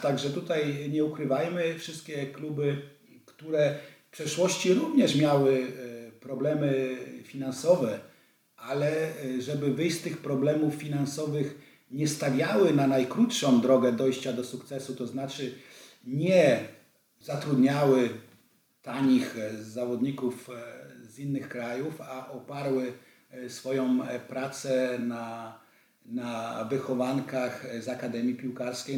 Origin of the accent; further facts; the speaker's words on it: Wrocław, Lower Silesian Voivodeship, Poland; moved away as an adult; also born or lived in Vienna, Austria / Bregenz, Austria; ja jestem wrocławianinem, tu się, tu się urodziłem na Uniwersyteckiej, bardzo blisko ratusza